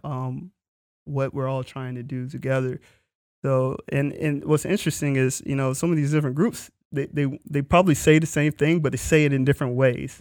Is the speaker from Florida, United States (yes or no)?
yes; Florida, United States; I'm from Florida, so, um, Universal was in the backyard